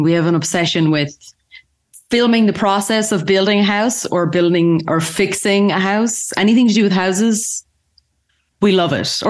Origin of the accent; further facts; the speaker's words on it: Galway, Connacht, Ireland; now in Dublin, Ireland; I'm originally from Galway, which is west of Ireland. Mm-hmm. I'm from a farm there, and then I moved to Dublin